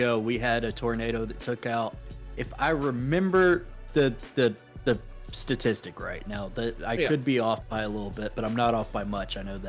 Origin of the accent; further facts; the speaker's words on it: Alabama, United States; also born or lived in Mississippi; my hometown now, if it went back to the way it was, I would not recognize it anymore.